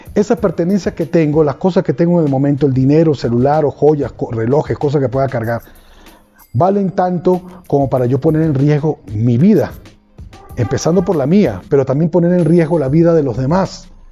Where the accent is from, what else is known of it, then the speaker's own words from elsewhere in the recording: Venezuela; En mi país, en Venezuela